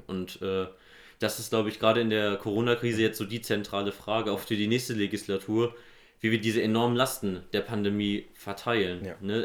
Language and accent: German; Nidderau, Hesse, Germany; Ich komme aus Nidderau im Main-Kinzig-Kreis